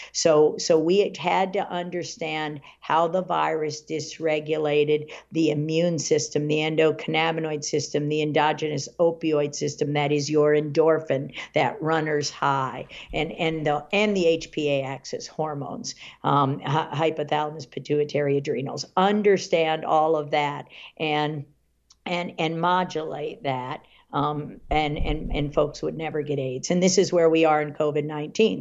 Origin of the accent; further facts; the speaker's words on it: Washington, United States; also born or lived in Virginia; I grew up in the Washington area